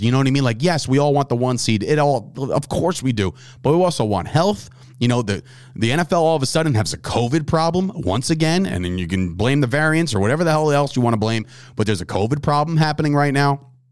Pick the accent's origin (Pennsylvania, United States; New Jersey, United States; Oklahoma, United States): New Jersey, United States; New Jersey, my home state